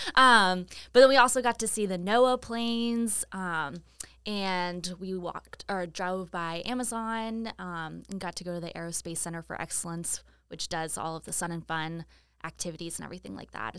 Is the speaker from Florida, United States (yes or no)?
yes; Lakeland, Florida, United States; I grew up in Polk County, I'm a Lakeland-er